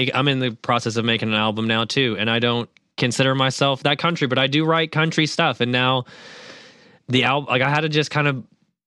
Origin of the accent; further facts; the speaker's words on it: Louisville, Kentucky, United States; I grew up in Louisville. I grew up in the city.